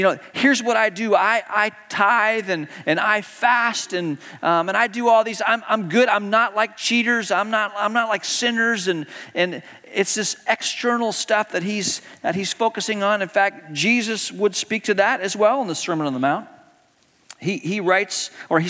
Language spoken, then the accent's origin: English; Hong Kong; growing up in Hong Kong, as a kid, I got to join the Cub Scouts